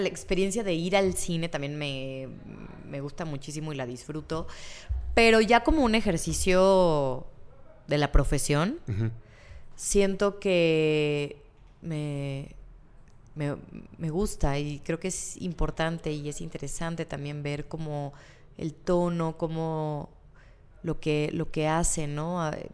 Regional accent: Mexico; nosotros como mexicanos

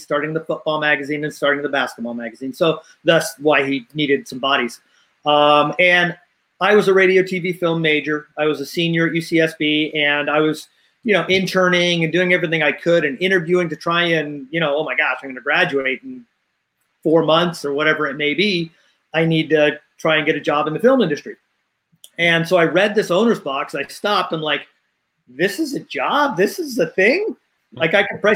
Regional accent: Los Angeles, California, United States; I grew up in Los Angeles in the suburbs of L.A.

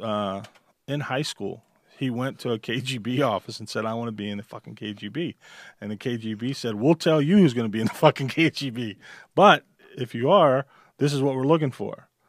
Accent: Midwest, United States; now in Nevada, United States; I'm from the Midwest and I always worked in machine shops

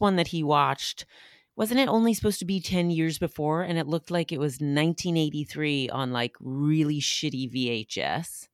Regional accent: New Hampshire, United States; I was raised by hippies in New Hampshire

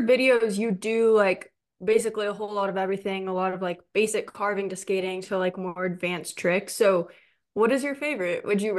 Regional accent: Southern California, United States; now in Arizona, United States; And I grew up in Southern California, so the only other place was Big Bear.

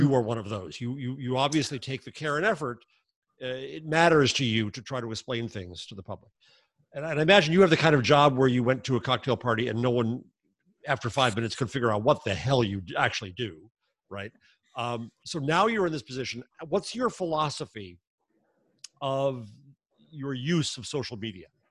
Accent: United States; Since we're American

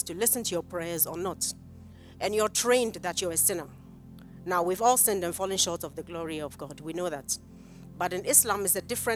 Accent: Kumasi, Ashanti, Ghana; I grew up in Kumasi

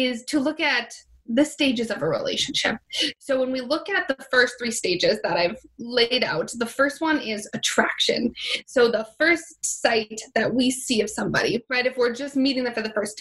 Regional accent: Minnesota, United States; moved away as an adult; now in Miami, United States; I'm originally from Minnesota

